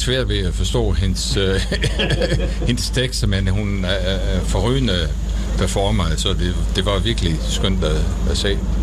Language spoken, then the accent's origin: Danish; Netherlands; Danish is a second language; moved away as an adult; also born or lived in Denmark; Altså, jeg er hollænder. Jeg har boet i Danmark i halvfjerdserne, så jeg taler dansk.